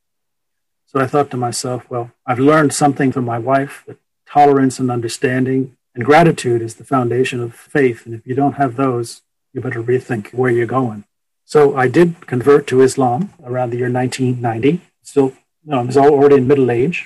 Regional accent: United States; as Americans

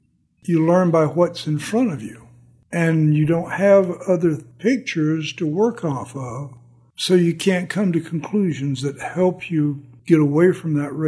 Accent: Southern United States, United States; And growing up in the South, I had a lot of baggage to unload

